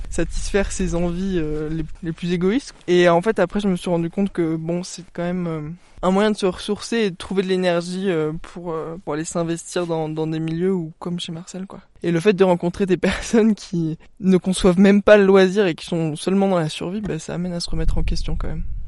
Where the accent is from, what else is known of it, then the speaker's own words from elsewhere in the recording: Briançon, Provence-Alpes-Côte d'Azur, France; J'ai grandi à Briançon